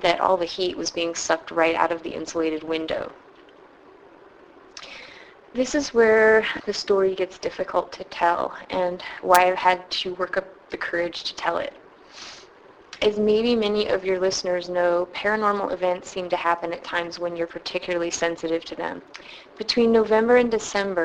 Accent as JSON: {"language": "English", "town": "San Francisco", "region": "California", "country": "United States", "also_born_or_lived": "Ithaca, New York", "said": "I'm from San Francisco"}